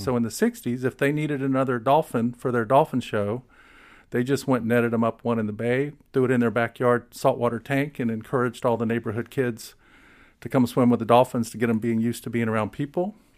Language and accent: English; Fort Walton Beach, Florida, United States; I was fortunate to end up in Fort Walton Beach, my dad was stationed at Eglin when I was four years old